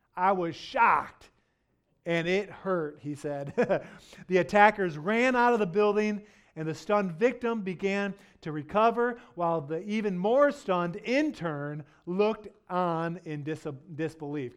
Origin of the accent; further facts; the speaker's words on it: Detroit, Michigan, United States; now in West Michigan, United States; I grew up in Detroit